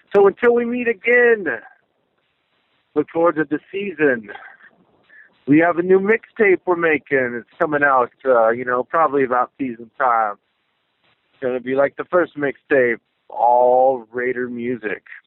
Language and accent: English; the Northwest, Pacific Northwest, United States; also born or lived in San Francisco Bay Area, California; I'm from the Northwest, originally born in the Bay